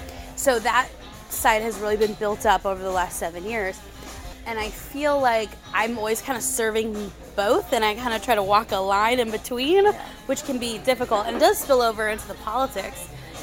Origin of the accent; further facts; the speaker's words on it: San Diego, California, United States; moved away as an adult; now in Arizona, United States; I go by she and her, and I'm originally from San Diego, California, but I've been in Arizona since 2005, so about, is that 17 years